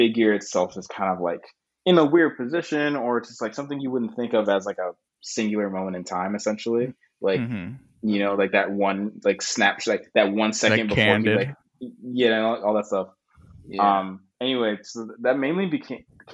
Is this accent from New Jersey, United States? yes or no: no; Boston, Massachusetts, United States; also born or lived in Connecticut; now in Brooklyn, United States; I was born in Boston, in America